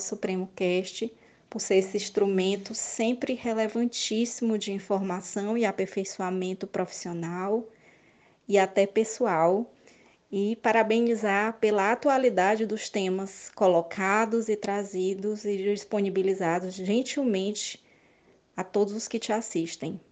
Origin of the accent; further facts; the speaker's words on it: Piauí, Brazil; sou oriunda do estado do Piauí.